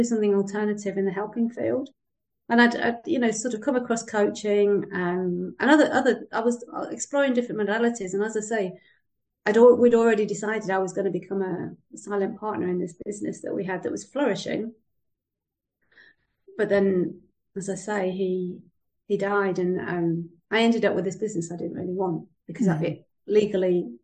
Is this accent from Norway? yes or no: no; United Kingdom; moved away as an adult; now in Spain; I live in Spain, so I am British, and I've lived in Spain since 1986